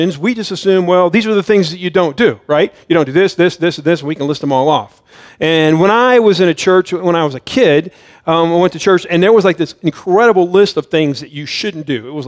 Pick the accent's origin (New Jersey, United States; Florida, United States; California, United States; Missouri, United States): Florida, United States; Miami; moved away as an adult; now in Idaho, United States; I grew up in Miami, and then I lived in Central Florida for many, many years before we moved out here to Idaho